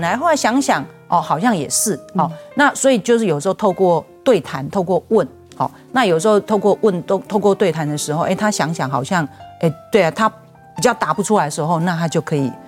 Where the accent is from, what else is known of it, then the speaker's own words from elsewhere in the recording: Taipei, Taiwan; 我是小学才到这个，呃，要读小学才到台北